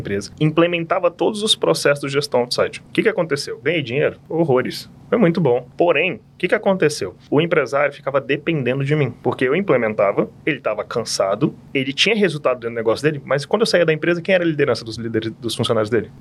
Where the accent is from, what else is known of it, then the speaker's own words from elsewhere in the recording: Brasília, Federal District, Brazil; Sou de Brasília, filho de servidor público. Estudei nos colégios aqui em Brasília, nascido, criado e apaixonado